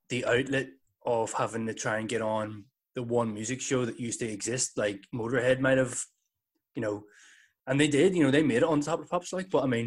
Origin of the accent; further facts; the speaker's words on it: Northern Ireland, United Kingdom; we're from the North of Ireland